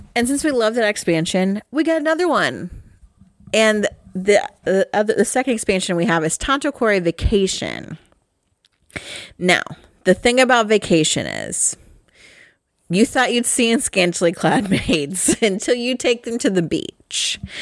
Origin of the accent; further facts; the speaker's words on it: Midwest, United States; I'm from the Midwest. And we are euchre people around here